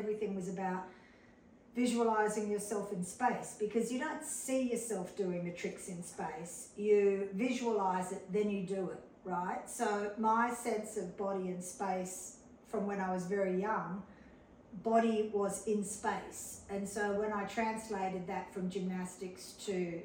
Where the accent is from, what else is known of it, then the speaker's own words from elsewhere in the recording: Sydney, New South Wales, Australia; I came from Sydney, Australia. I came from a very prestigious academic medical family